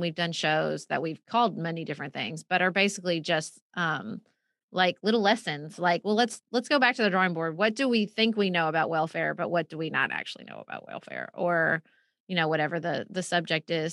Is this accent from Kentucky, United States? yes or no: yes; Paducah, Kentucky, United States; moved away as an adult; also born or lived in Washington D.C.; moved back to Paducah for a while and I started having kids